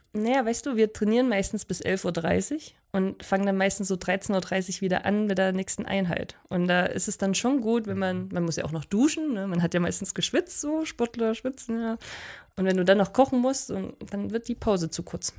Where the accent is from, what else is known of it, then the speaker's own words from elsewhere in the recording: Oberwiesenthal, Saxony, Germany; now in Oberhof, Germany; Zu Hause hier in Oberwiesenthal